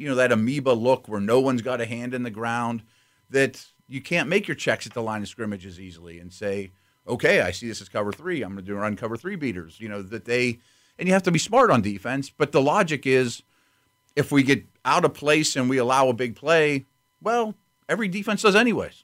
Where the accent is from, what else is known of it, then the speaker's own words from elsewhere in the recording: Pittsburgh, Pennsylvania, United States; I was born in Pittsburgh in seventy-three with Steel Curtain